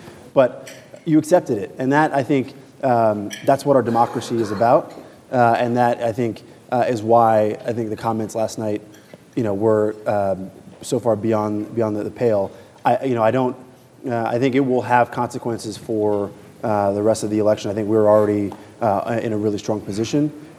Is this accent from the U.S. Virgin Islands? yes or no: yes; U.S. Virgin Islands; born and raised in St. Croix, U.S. Virgin Islands.